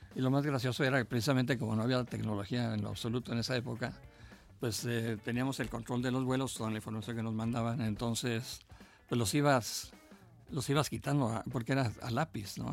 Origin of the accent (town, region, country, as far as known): Mexico